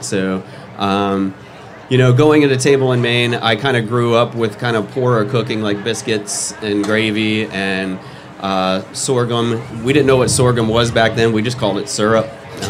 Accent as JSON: {"language": "English", "region": "Kentucky", "country": "United States", "tie": "born or raised there", "also_born_or_lived": "Louisville, Kentucky / Syracuse, New York / Virginia Beach, Virginia / Roswell, Georgia", "moved": "as an adult", "lives_now": "Georgia, United States", "said": "Grew up in Kentucky, all over Kentucky. I have family from the east side to the west side of Kentucky. I was born in Louisville."}